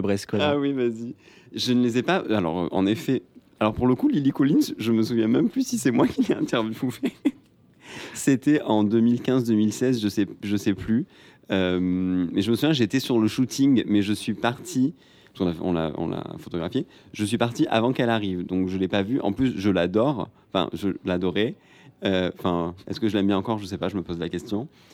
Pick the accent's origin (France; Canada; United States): France; Marseille, Provence-Alpes-Côte d'Azur; je viens de Marseille